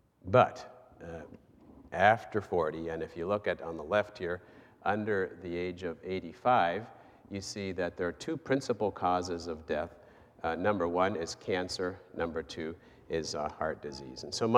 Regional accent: Goshen, Indiana, United States; also born or lived in Buenos Aires, Argentina; And yes, I was born here in Goshen, and my parents were missionaries in Argentina, so I traveled with them, didn't have a choice, and started my schooling there in Argentina near Buenos Aires

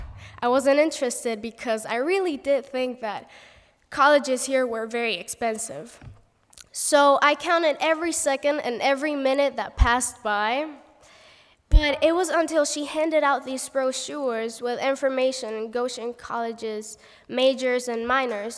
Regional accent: Puerto Rico; first language Spanish; English is a second language; moved away as an adult; now in United States; I'm from Puerto Rico, and our main language is Spanish

